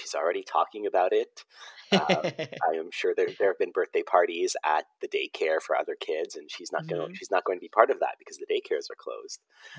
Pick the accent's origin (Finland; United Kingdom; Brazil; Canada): Canada; Ontario; also born or lived in Lebanon; we're both from Ontario, Lebanese, but I came here when I was 5